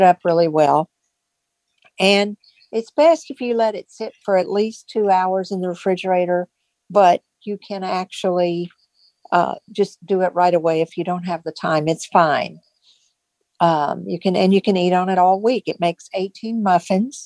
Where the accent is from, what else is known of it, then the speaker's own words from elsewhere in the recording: East Tennessee, United States; now in Virginia, United States; from a Lions Club in East Tennessee, where I grew up in Tennessee